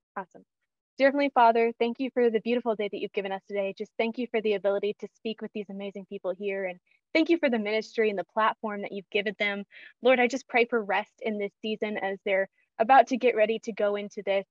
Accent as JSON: {"language": "English", "region": "Kansas", "country": "United States", "tie": "born or raised there", "also_born_or_lived": "Missouri", "said": "I grew up in Kansas"}